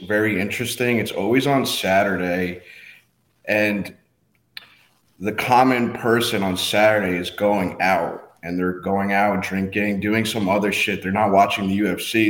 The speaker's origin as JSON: {"language": "English", "country": "Guatemala", "tie": "born or raised there", "moved": "yes", "lives_now": "United States", "said": "I wasn't born in the U S. I was born in Guatemala"}